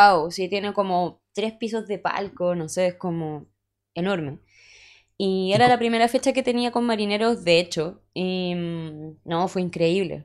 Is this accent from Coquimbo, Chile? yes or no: no; Punta Arenas, Magallanes and Chilean Antarctica, Chile; moved away; soy de Punta Arenas